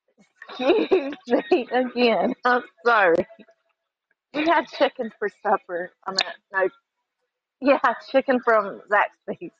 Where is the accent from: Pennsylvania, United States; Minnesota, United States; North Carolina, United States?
North Carolina, United States; Granite Falls; accent: southern drawl; I'm from North Carolina, but I'm originally from Granite Falls.